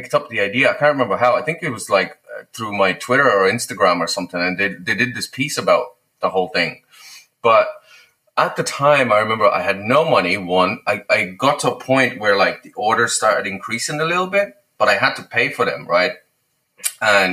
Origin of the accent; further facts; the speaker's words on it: Lithuania; moved away; I'm from Lithuania, obviously.